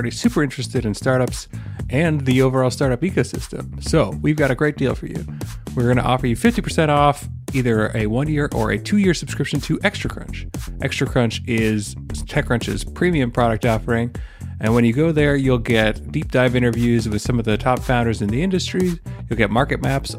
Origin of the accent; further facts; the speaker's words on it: Canada; I'm Canadian